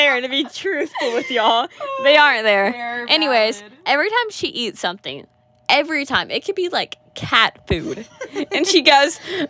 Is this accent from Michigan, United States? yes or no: no; Georgia, United States; I'm from Georgia.